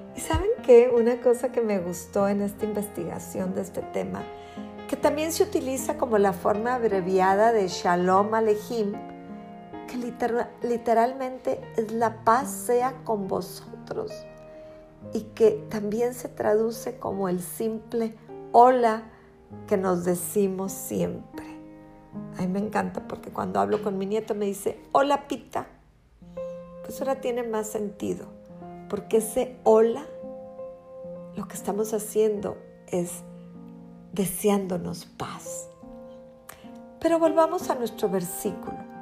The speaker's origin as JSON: {"language": "Spanish", "country": "Mexico", "said": "Somos mexicanos"}